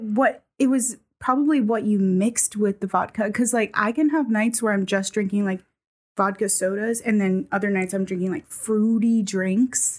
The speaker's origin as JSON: {"language": "English", "region": "New England", "country": "United States", "tie": "born or raised there", "moved": "yes", "said": "I grew up in New England where it was not very diverse."}